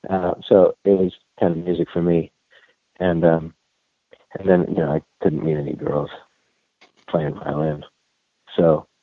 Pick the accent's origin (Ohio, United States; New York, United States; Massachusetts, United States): New York, United States; New York.